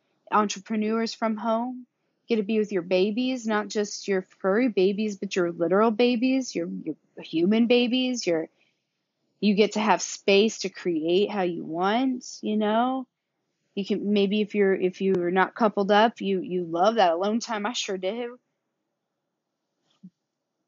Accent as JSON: {"language": "English", "country": "United States", "also_born_or_lived": "Carrollton, Missouri / Atlanta", "accent": "southern", "lives_now": "Kansas City, United States", "said": "Obviously I have a southern accent"}